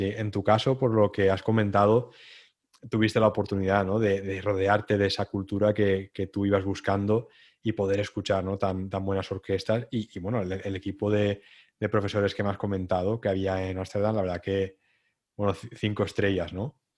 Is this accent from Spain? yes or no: yes; Santa Pola, Valencian Community, Spain; de donde soy, de Santa Pola